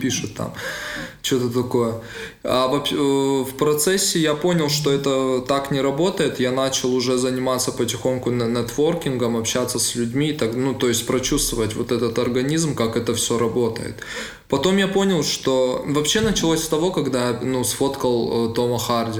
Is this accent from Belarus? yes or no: no; Vladikavkaz, North Ossetia–Alania, Russia; moved away as an adult; now in Moscow, Russia; он мой э, так, земляк, мы из Владикавказа